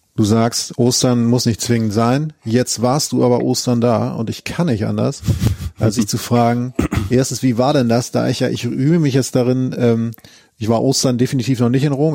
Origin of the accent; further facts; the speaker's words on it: Northern Germany, Germany; ich komme ja aus Norddeutschland